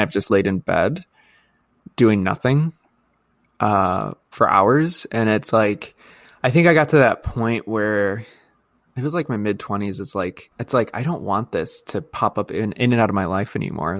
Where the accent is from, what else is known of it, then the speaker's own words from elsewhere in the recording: Midwest, United States; accent: Midwest; my Midwest accent.